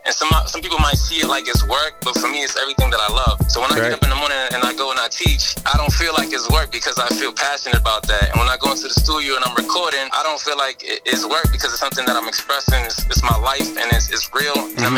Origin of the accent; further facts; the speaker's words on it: Boston, Massachusetts, United States; I grew up in Dorchester